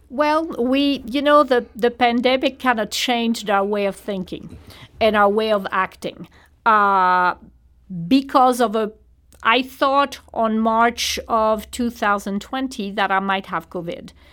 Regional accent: Toulon, Provence-Alpes-Côte d'Azur, France; English is a second language; moved away as an adult; now in St. Louis, United States; I grew up on the French Riviera in Toulon on the harbor

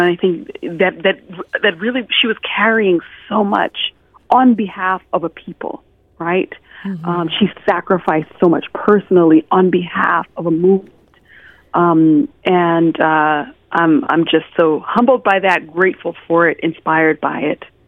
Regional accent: United States; I grew up mostly in the United States

